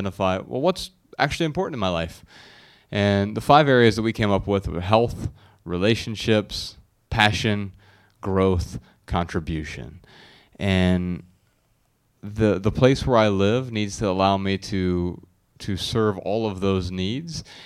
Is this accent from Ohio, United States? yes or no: yes; Dayton, Ohio, United States; moved away as an adult; I lived here the first 31 years of my life, or within the area at least